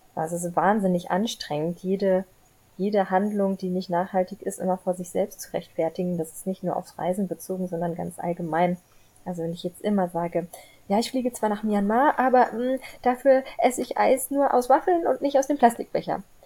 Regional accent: Frankfurt, Hesse, Germany; ich komme aus Frankfurt

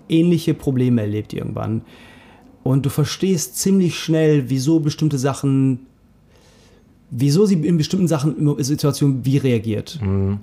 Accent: Germany; dass wir Deutsche sind. Also von mir, von mir aus Turkodeutsch

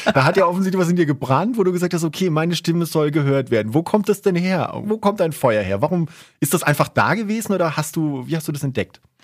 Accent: Southern Germany, Germany; now in Salzburg, Austria; ich komm ursprünglich aus Süddeutschland.

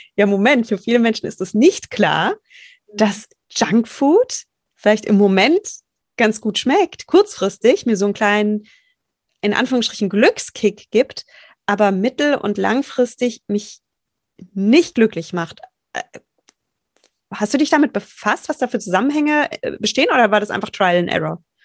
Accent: Rheinhessen, Rhineland-Palatinate, Germany; Ich komme aus Rheinhessen

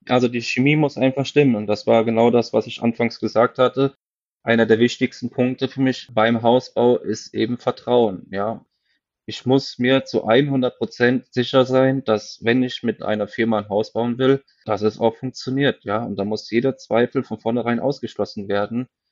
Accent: Westerwald, Germany; bei uns im Westerwald

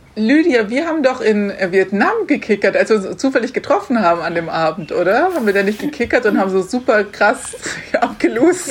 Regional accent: Garmisch-Partenkirchen, Bavaria, Germany; ich komme ja aus Garmisch

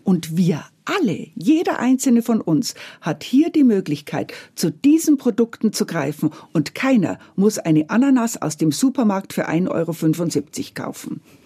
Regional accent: Bavaria, Germany; mein bayerisches Herz

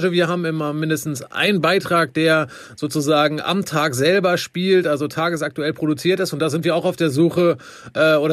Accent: Wermelskirchen, North Rhine-Westphalia, Germany; moved away as an adult; also born or lived in Bielefeld; now in Bonn, Germany; Ich komme ursprünglich aus dem Bergischen Land, ist nicht, äh, ist nicht allzu weit auch. weg aus Wermelskirchen und äh, bin zum Studium hier hingekommen und habe mich äh, tatsächlich direkt in äh, Bonn und die Region verliebt.

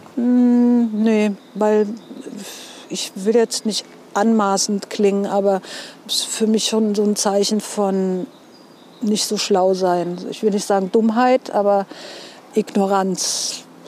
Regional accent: Mainz, Rhineland-Palatinate, Germany; accent: Mainzerisch; ich bin auch echt ein Mainzer Mädchen

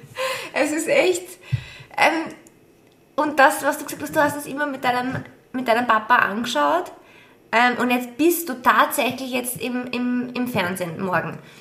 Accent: Austria; bei uns in Österreich

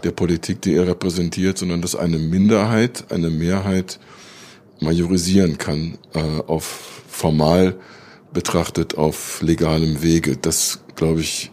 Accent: Germany; now in United States; wir als Deutsche

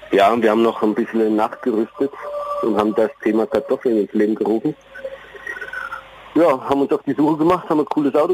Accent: Bad Neustadt an der Saale, Bavaria, Germany; Ich, ich bin ein Unterfranke.

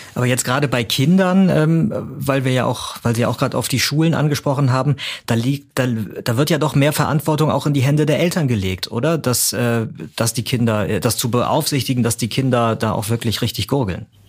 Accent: Germany; Bei uns in Deutschland

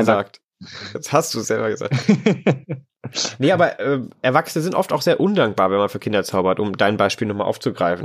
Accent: Lower Saxony, Germany; in Niedersachsen, wo ich herkomme

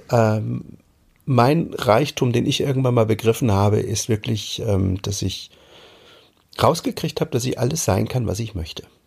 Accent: East Germany, Germany; moved away as an adult; also born or lived in Hamburg; now in Mecklenburg, Germany; ich bin damals äh, in der DDR groß geworden

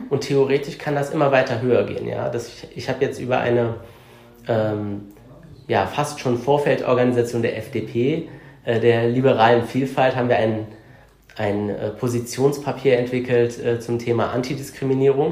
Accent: Cologne, North Rhine-Westphalia, Germany; Ich bin eine Kölsche Jung, also ich bin Kölner, ich bin in, im Stadtbezirk Köln-Kalk geboren und aufgewachsen und lebe da auch bis heute noch.

